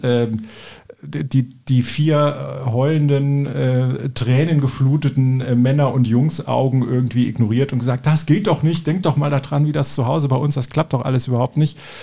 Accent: Cologne, North Rhine-Westphalia, Germany; also born or lived in Eifel; ich bin ja Kölner

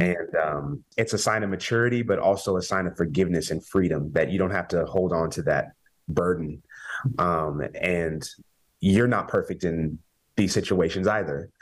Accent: Kansas, United States; we're both from Kansas

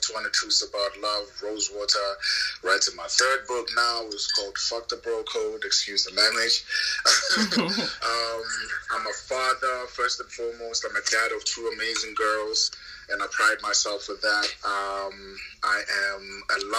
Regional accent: South Africa; I'm South African, so my parents grew up and they married in the apartheid regime

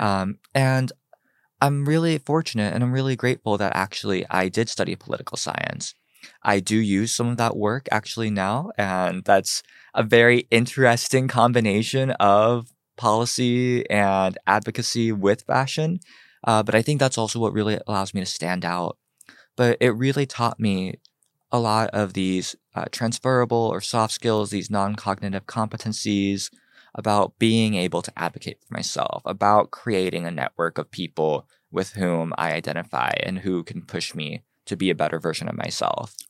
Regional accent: Cincinnati, Ohio, United States; also born or lived in Seoul, South Korea; now in Los Angeles, United States; So I was born in Seoul, South Korea. I was adopted, uh, when I was three months old, grew up in Cincinnati, Ohio

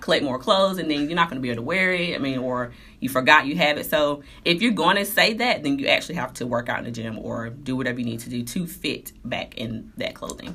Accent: Durham, North Carolina, United States; I was born in Durham, North Carolina

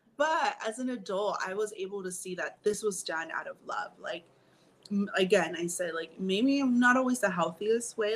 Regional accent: Long Beach, California, United States; we grew up in Long Beach

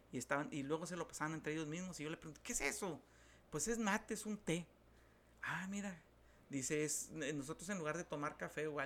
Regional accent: Mexico; Porque culturalmente México por lo menos nosotros que somos mexicanos, ha sido subyugado terriblemente por causa del alcoholismo

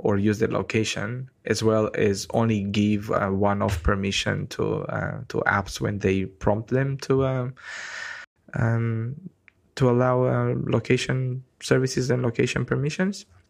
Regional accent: Romania; moved away as an adult; now in New Zealand; I'm from Romania in Eastern Europe

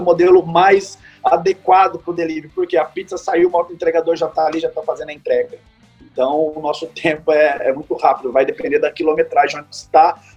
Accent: São Paulo, Brazil; significa Vale do Paraíba, que somos do Vale do Paraíba

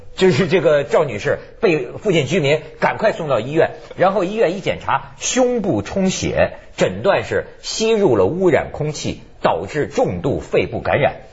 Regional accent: China; 我们中国人

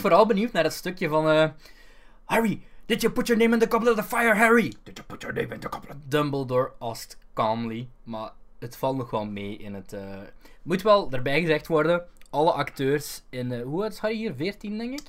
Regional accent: Belgium; In Toverland ben ik herkend geweest als Belg

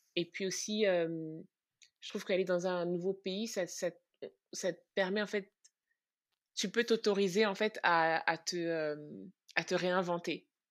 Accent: France; moved away as an adult; also born or lived in Central African Republic / Brooklyn, New York; now in New York, United States; j'ai grandi en France, j'ai un petit peu grandi aussi en Centrafrique

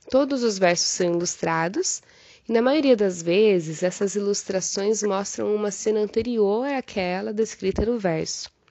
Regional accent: Cascavel, Paraná, Brazil; born there; now in Cruzeiro do Sul, Brazil; eu defendi a minha tese de doutorado no dia 30 de agosto, nasci em Cascavel, no Paraná, mas atualmente moro em Cruzeiro do Sul, no Acre.

